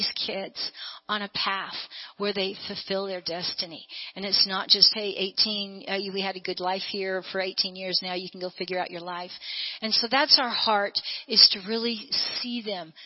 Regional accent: United States; I'm born and bred in America.

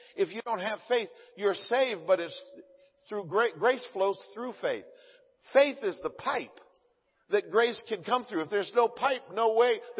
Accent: the South, United States; now in California, United States; I'm from the South

